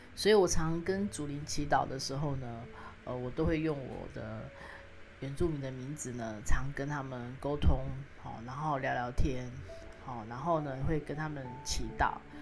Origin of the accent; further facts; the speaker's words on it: Kaohsiung City, Taiwan; 我呢，出生呢，在高雄市，但是呢，我的家乡呢，是来自于屏东满洲乡的高市村